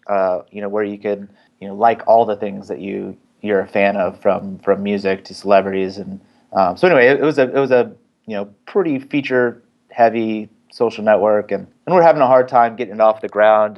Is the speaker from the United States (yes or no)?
yes; San Francisco Bay Area, California, United States; from the Bay Area, San Francisco Bay Area, born and raised.